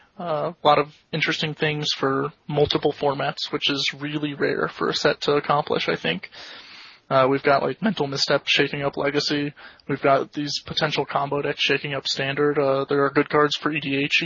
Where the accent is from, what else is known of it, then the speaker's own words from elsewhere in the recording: Florida, United States; moved away; I come from Florida originally